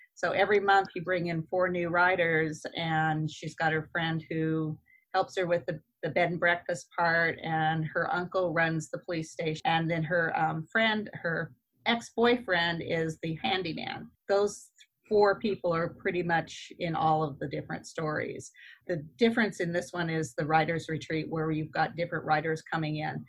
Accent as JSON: {"language": "English", "region": "Idaho", "country": "United States", "tie": "born or raised there", "moved": "yes", "said": "I was from Idaho. So uh, River Vista is the little town I grew up"}